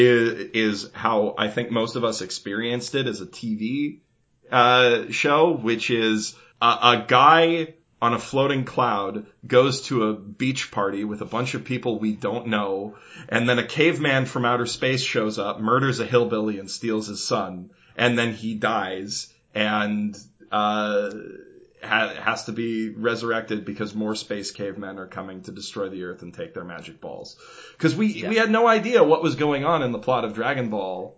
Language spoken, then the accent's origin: English; Canada; we're all Canadian